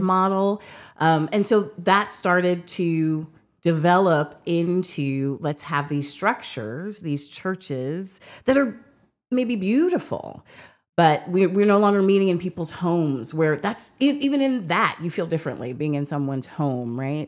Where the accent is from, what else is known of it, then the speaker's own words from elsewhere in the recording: United States; being an American